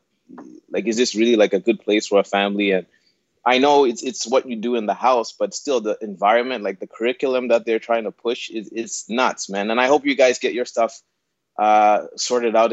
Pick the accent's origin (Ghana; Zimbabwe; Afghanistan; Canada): Zimbabwe; I was born in Zimbabwe